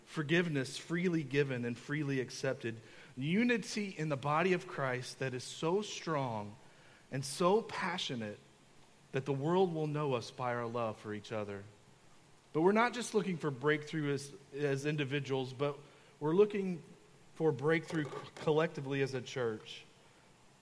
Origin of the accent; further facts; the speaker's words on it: Kentucky, United States; I grew up in Kentucky, and I come from a family full of farmers.